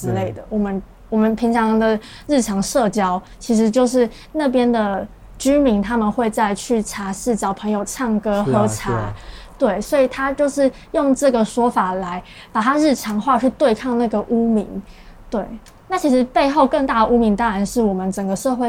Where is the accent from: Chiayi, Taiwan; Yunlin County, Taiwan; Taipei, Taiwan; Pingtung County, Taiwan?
Taipei, Taiwan; now in Kaohsiung, Taiwan; 但我家确实是在我老家，真的在万华附近。